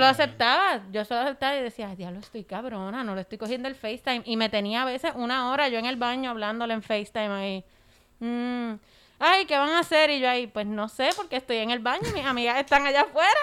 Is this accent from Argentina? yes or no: no; Puerto Rico